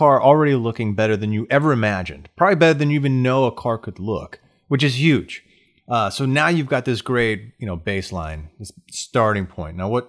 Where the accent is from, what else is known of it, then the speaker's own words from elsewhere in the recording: the South, United States; I grew up in the South.